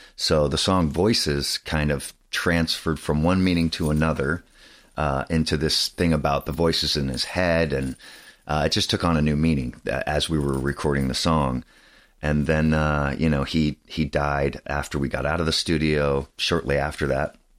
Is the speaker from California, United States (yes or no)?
yes; Saratoga, California, United States; I grew up in Saratoga, which is covered in redwood trees